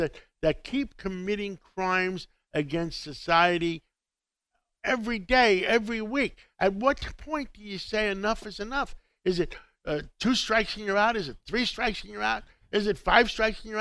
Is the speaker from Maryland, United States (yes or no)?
no; New York City, New York, United States; I was from Harlem of 135th Street in Manhattan, in Harlem by City College